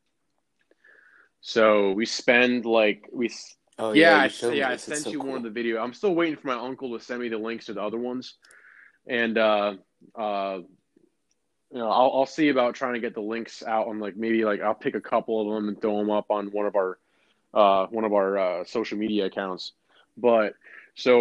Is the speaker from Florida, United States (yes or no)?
yes; Florida, United States; I'm from Florida.